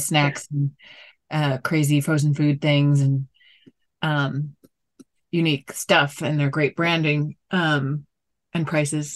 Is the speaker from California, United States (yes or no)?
no; South Florida, United States; moved away; I'm originally from Florida, South Florida